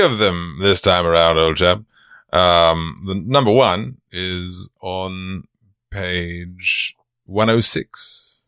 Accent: Georgia, United States; I'm from Georgia

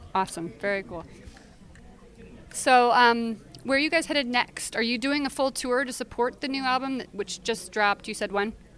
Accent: Midwest, United States; I'm from the Midwest too, so like go figure. But you know my roots are in the South

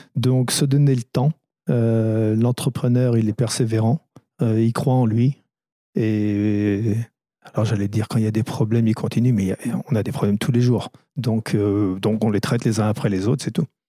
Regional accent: France; also born or lived in Bristol, England; Je suis arrivé en France à l'âge de, de 5 ans et demi

